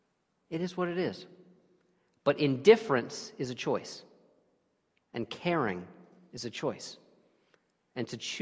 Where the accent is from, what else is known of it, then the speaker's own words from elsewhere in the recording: New York City, New York, United States; moved away; also born or lived in Cape Cod / New Haven; my native New York City